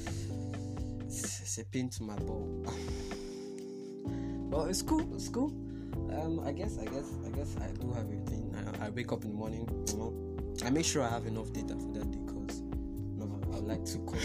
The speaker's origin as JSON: {"language": "English", "town": "Port Harcourt", "region": "Rivers State", "country": "Nigeria", "said": "I'm from Port Harcourt"}